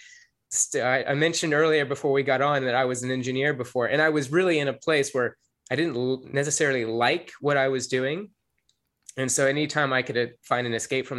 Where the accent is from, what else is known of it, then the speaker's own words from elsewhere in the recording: the South, United States; growing up in the South